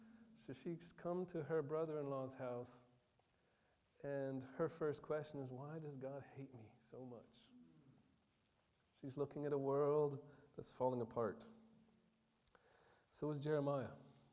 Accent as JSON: {"language": "English", "country": "Côte d’Ivoire", "tie": "born or raised there", "said": "One of my most vivid memories growing up, because I grew up in Ivory Coast, is the country to the south of Burkina."}